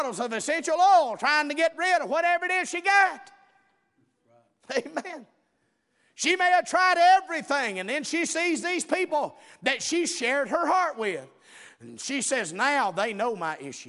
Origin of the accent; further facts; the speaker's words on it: the South, United States; we're from the South down here